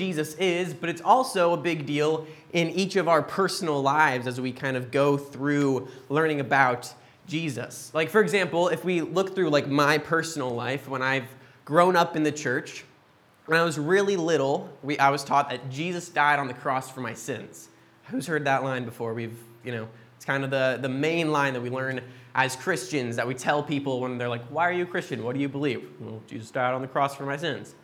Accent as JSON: {"language": "English", "town": "Boise", "region": "Idaho", "country": "United States", "moved": "yes", "said": "We're originally from Boise, Idaho in the States"}